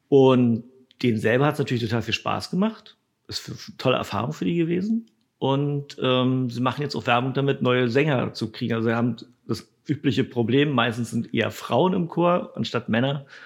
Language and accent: German; Potsdam, Brandenburg, Germany; Nee, ich bin aus Potsdam.